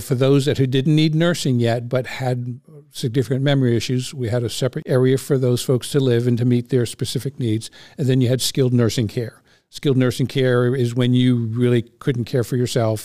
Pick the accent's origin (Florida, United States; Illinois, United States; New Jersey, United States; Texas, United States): New Jersey, United States; Cherry Hill; I was growing up in Cherry Hill, New Jersey